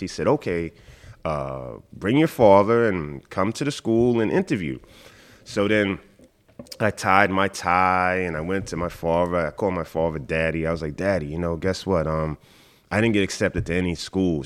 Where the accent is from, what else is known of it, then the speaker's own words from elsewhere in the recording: New York City, New York, United States; moved away as an adult; also born or lived in Watertown, New York; now in Hong Kong; I grew up in Queens.